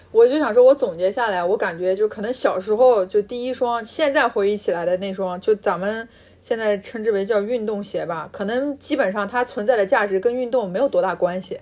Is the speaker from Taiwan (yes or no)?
no; Xinjiang, China; accent: Xinjiang pronunciation; 我们在新疆这个发音吧，也有一点不太标准